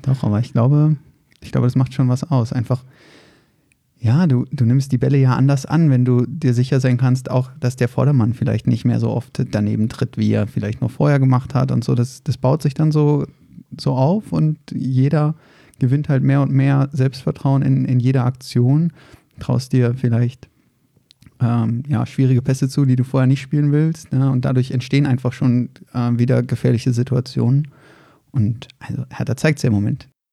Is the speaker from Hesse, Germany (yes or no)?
no; Berlin, Germany; moved away as an adult; now in Frankfurt, Germany; ich bin in Berlin-Reinigendorf geboren